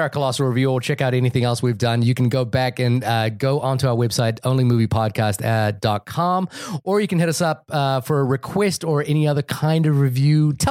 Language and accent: English; New Zealand; I'm from New Zealand, by the way.